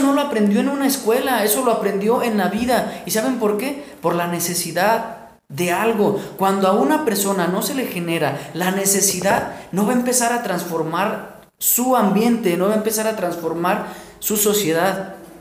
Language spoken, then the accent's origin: Spanish; Mexico; nosotros como mexicanos. Los mexicanos somos creativos por naturaleza.